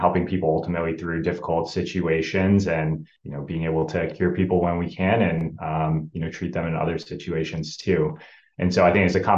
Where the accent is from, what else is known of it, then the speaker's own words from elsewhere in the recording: Rochester, Minnesota, United States; growing up in Rochester, Minnesota, where Mayo is located